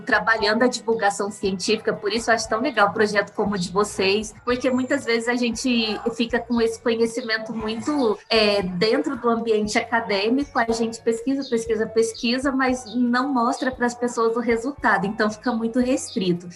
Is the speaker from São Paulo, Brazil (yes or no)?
no; Carmo do Rio Claro, Minas Gerais, Brazil; also born or lived in Alfenas; eu sou mineiro, sou de Carmo do Rio Claro, uma cidadezinha bem aqui no sul de Minas, e eu estudei a vida toda.